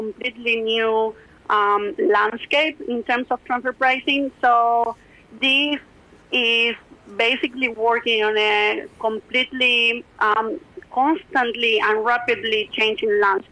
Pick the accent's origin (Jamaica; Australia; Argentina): Argentina; Rosario, Santa Fe; this transfer pricing analyst position at PwC in Rosario, which is my hometown.